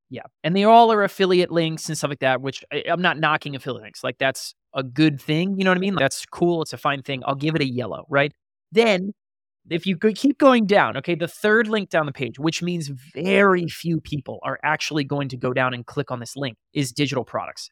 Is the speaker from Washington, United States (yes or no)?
no; Columbia, Maryland, United States; now in Austin, United States; I am currently sitting in Austin, Texas, where I reside, but I am from Columbia, Maryland